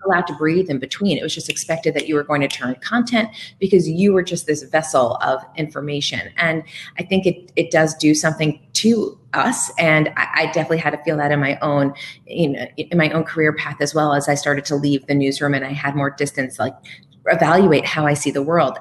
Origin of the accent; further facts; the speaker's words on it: Bethlehem, Pennsylvania, United States; moved away as an adult; also born or lived in New York / Burlington, Vermont; now in Los Angeles, United States; I started at a local edition of CNN Headline News in my hometown of Bethlehem, Pennsylvania